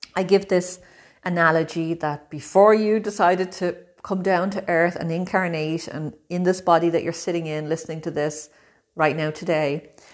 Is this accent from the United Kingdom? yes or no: no; Ireland; moved away as an adult; also born or lived in Brazil; now in Italy; I'm from Ireland. I'm living in Italy at the moment, but I've also lived in Brazil.